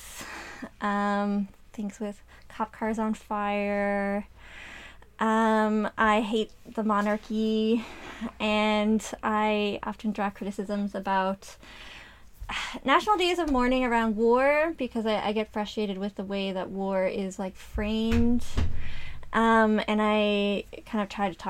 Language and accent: English; Spaniard's Bay, Newfoundland and Labrador, Canada; now in St. John's, Canada; I am from Spanish Bay, Newfoundland, Labrador, a little island off the coast of Canada